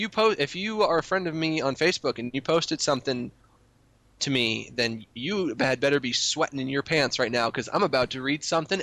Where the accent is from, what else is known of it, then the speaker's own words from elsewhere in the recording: United States; I'm an American and I speak the American language